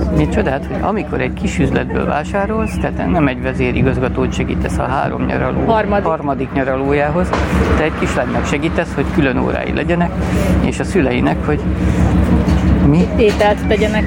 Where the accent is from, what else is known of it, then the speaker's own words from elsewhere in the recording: Hungary; itt nőttem föl.